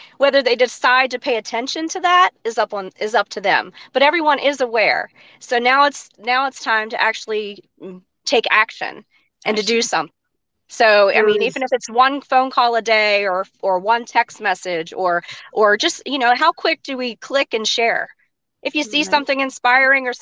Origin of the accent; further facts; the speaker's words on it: West Virginia, United States; I'm from West Virginia